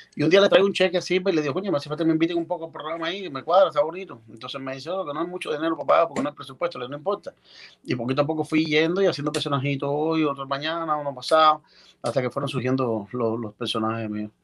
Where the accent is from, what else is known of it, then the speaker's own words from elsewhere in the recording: Baracoa, Guantánamo, Cuba; allá en Oriente, en Baracoa, donde yo nací